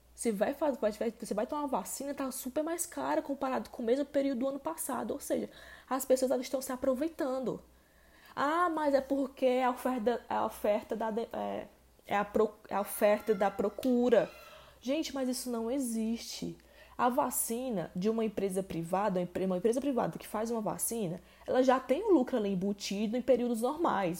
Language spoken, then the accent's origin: Portuguese; Ceará, Brazil; aqui no Ceará, que é o estado onde eu moro, onde eu nasci